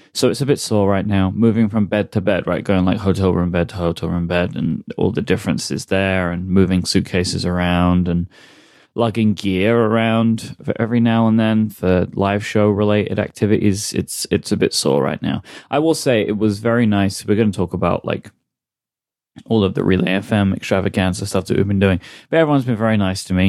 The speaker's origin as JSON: {"language": "English", "country": "United Kingdom", "said": "I'm too British"}